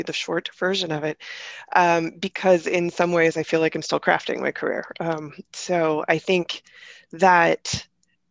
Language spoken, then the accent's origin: English; Northeast Ohio, United States; I grew up in Northeast Ohio